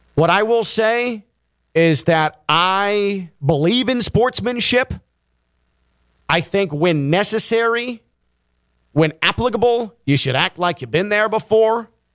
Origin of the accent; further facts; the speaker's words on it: Chicago, Illinois, United States; growing up in Chicago